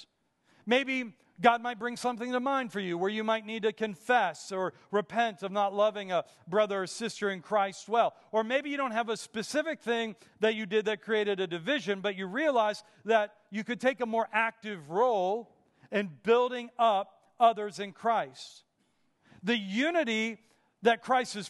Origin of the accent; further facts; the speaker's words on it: Pittsburgh, Pennsylvania, United States; Growing up in Pittsburgh